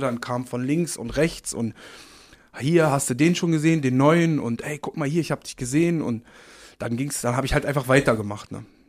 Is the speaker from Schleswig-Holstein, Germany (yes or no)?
no; Berlin, Germany; born or raised there; accent: Berlin; also born or lived in Uslar, Lower Saxony